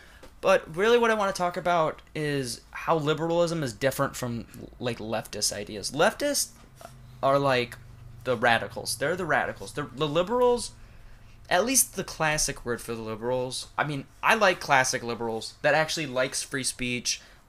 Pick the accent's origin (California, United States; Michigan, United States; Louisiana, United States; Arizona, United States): Michigan, United States; Saginaw; born there; I was born in Saginaw, Michigan. Yeah, I was born there.